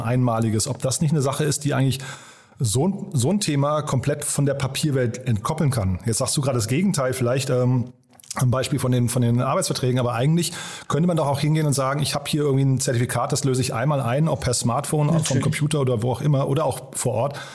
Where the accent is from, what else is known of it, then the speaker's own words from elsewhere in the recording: Berlin, Germany; Wir kommen ja alle aus Berlin